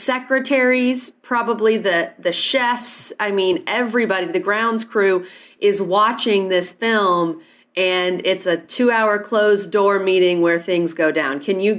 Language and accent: English; Alabama, United States; born or raised there